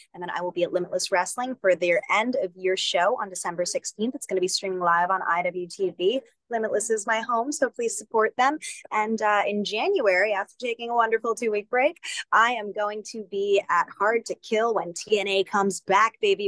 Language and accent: English; Northeast, United States; I'm from the Northeast.